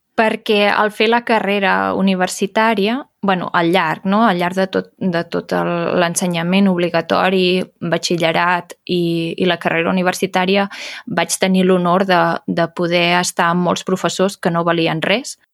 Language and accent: Catalan; Berguedà, Catalonia, Spain; el Berguedà, que és d'on sóc jo